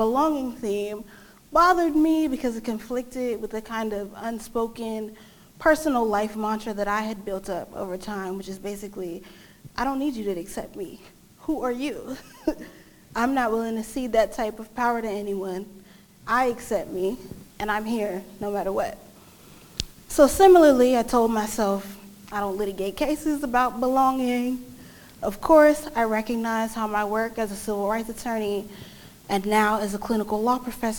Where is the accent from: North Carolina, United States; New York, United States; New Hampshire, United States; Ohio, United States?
New York, United States; New York City; I'm a native New Yorker